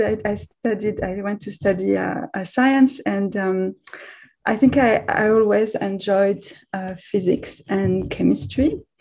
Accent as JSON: {"language": "English", "country": "France", "tie": "born or raised there", "also_born_or_lived": "Israel", "moved": "as an adult", "lives_now": "Canada", "said": "I'm French originally, so I grew up in France"}